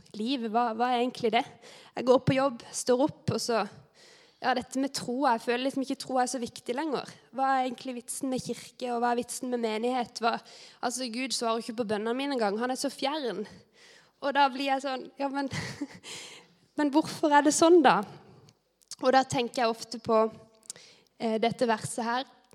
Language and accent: Norwegian; Vigeland, Agder, Norway; moved away; jeg har vokst opp her på Britannia. Eh, men det er ganske lenge siden jeg har bodd her nå